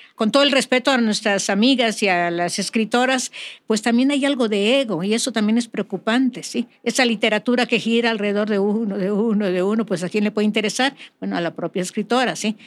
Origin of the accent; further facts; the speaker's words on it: Mérida, Yucatán, Mexico; now in California, United States; soy de Mérida, del barrio antiguo de Santiago